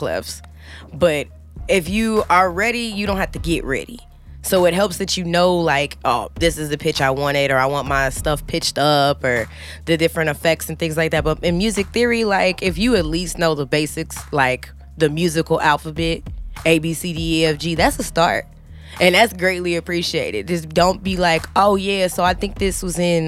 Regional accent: St. Peters, Missouri, United States; also born or lived in North St. Louis; born and raised North City church life. Like, I'm from St. Peter's

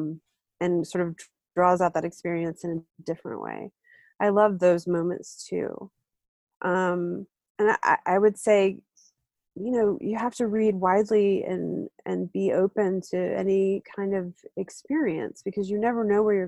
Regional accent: Deep South, United States; I'm Southern, I grew up in the South, in the Deep South

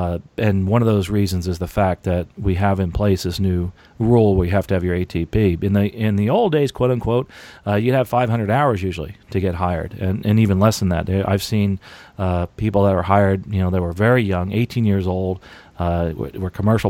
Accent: New Jersey, United States; By the way, New Jersey, that's actually where I am from, and I live in New Jersey part-time, and there's a lot of really good schools up there, a lot of great schools.

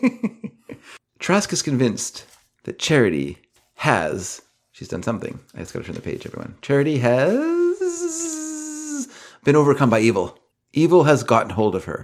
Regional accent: Canada; I'm Canadian

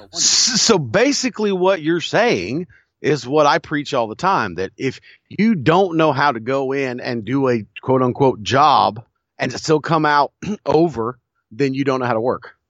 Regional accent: Crockett Territory, the South, United States; growing up in the Crockett Territory

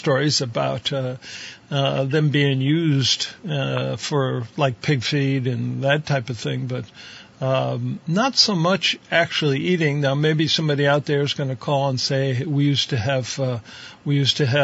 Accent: Ohio, United States; moved away; I grew up out in Ohio, right on the Pennsylvania border

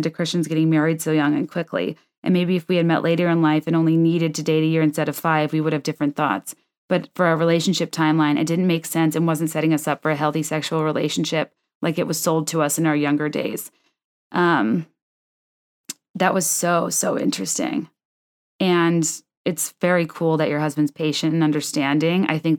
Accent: Virginia, United States; I grew up in Northern Virginia in an area known for being wealthy and well-educated and having highly funded and competitive public schools.

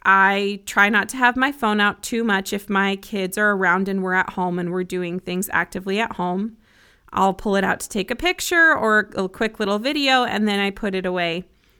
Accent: Broomfield, Colorado, United States; I grew up in Colorado and I have 5 siblings, 4 sisters and 1 brother, 2 parents. They're still married. We had 2 dogs. We lived in a little 3-bedroom, 1-bathroom house in Broomfield, Colorado

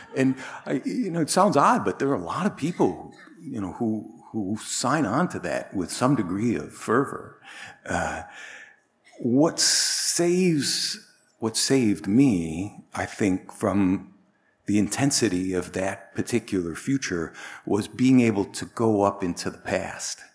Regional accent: Northern Illinois, United States; moved away as an adult; also born or lived in Chicago / Bangkok, Thailand / East Coast, United States / Northern Europe; I was born in Chicago, grew up in Northern Illinois, came back to Illinois after, after I lived in Bangkok.

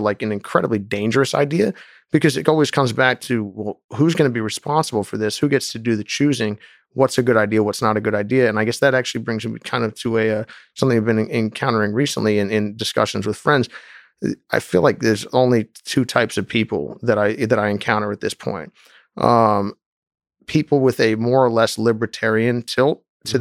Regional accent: United States; I was raised in the United States

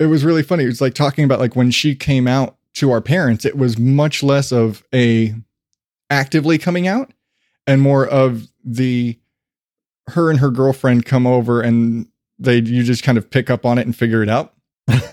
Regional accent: Phoenix, Arizona, United States; also born or lived in Morenci, Arizona; when I was a kid, I lived in Phoenix, but I was born in Morenci

